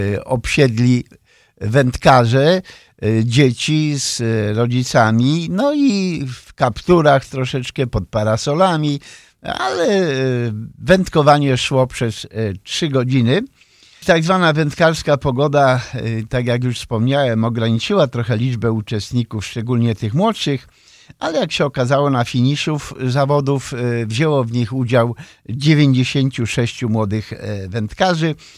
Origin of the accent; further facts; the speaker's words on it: Poland; now in Chicago, United States; wychowałem się nad Wartą